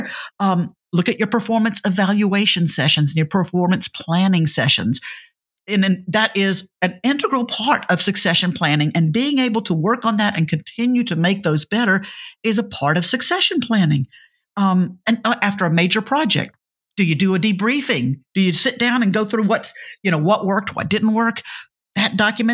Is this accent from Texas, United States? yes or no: no; Louisiana, United States; I'm from Louisiana